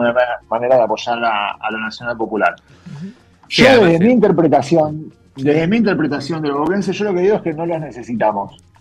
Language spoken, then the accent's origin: Spanish; Argentina; Yo soy más argentino que, que hincha de Boca